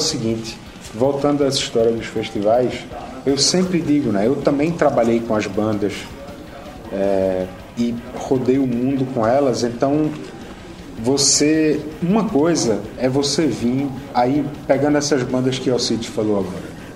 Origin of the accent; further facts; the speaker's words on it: Brazil; Eu sou do Brasil